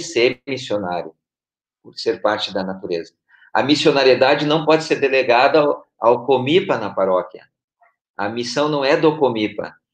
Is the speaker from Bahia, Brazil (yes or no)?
no; Porto Alegre, Rio Grande do Sul, Brazil; moved away as an adult; now in Brasília, Brazil; eu sou da Arquidiocese de Porto Alegre, Rio Grande do Sul. Estou há quatro anos morando em Brasília